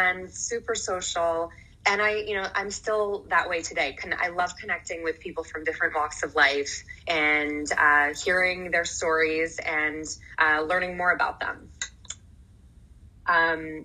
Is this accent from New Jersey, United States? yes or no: yes; New Jersey, United States; also born or lived in San Francisco / Manhattan; We lived in Manhattan a little bit, moved to New Jersey, and I grew up in New Jersey ever since